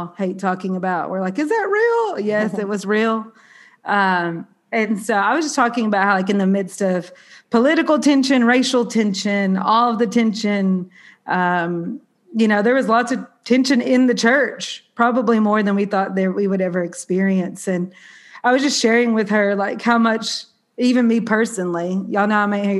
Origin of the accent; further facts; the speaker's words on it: Southern, United States; accent: Southern; also born or lived in New York City; my Southern accent